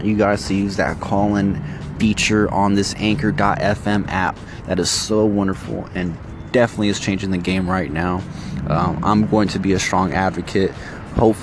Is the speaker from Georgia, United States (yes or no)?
no; San Francisco, California, United States; now in Sacramento, United States; I was born in San Francisco. And when I moved out here to Sacramento, I only wore a lot of San Francisco gear